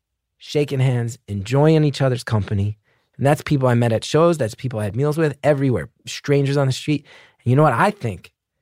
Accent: New York City, New York, United States; And I'm an artist from New York City

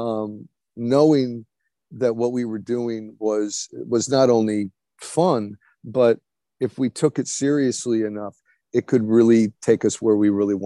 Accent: Los Angeles, California, United States; I grew up in Brentwood in the Palisades

